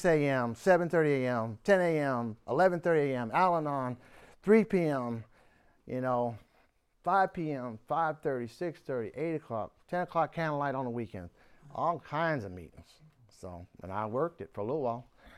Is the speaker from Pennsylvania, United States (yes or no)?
yes; Warren, Pennsylvania, United States; born there; Wow, I was born one state over, Pennsylvania, right next to Ohio and Pennsylvania. If you look at the map, they're right next to each other. In fact, the town I was born in was Warren, Pennsylvania.